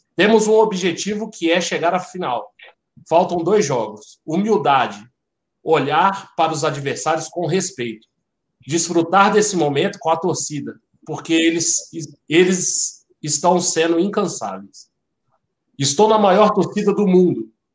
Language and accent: Portuguese; Brasília, Federal District, Brazil; Eu sou de Brasília